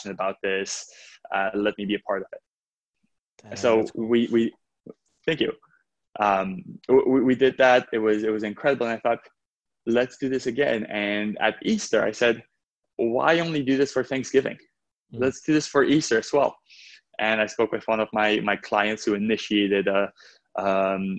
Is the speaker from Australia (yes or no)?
no; Romania; moved away; I was born in Romania, and it was right after communism